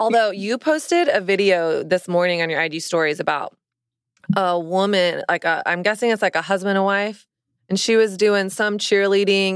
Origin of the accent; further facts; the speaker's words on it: the South, United States; moved away as an adult; now in New York City, United States; I didn't grow up in a Christian home, but I grew up in the South